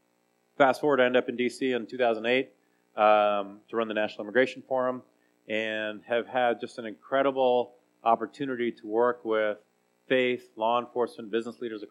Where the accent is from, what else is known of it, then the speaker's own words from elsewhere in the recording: Salinas, California, United States; also born or lived in Santa Cruz, California; I was born in Santa Cruz, California, and we really grew up in Salinas.